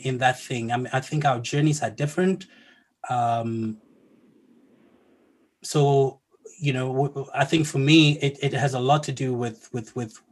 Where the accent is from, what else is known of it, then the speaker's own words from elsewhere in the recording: South Africa; I'm from South Africa